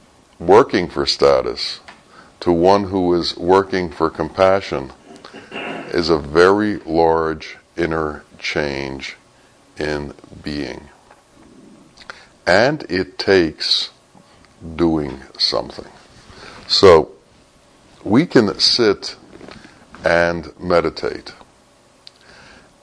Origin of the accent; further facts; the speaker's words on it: United States; from America